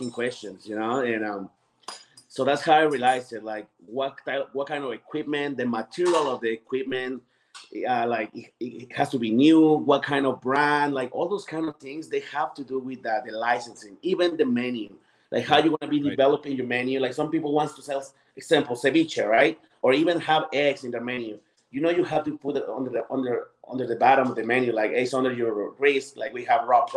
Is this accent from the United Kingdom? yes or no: no; Mexico City, Mexico; now in Colorado, United States; I come from Mexico City